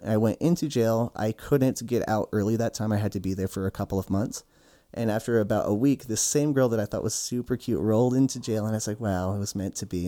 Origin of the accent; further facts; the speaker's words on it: Utah, United States; I grew up in Utah